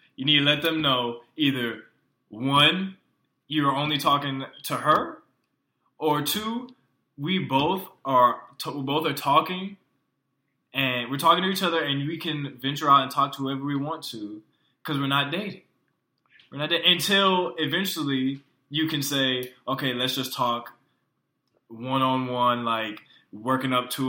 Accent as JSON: {"language": "English", "town": "Weaver", "region": "Alabama", "country": "United States", "moved": "yes", "lives_now": "Texas, United States", "said": "And I am from Alabama."}